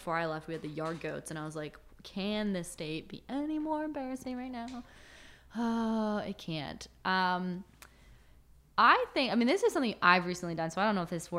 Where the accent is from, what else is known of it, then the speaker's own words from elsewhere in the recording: East Coast, United States; I'm going to go to LA, or I'm going to go to like an in-between city, but I'm from the East Coast.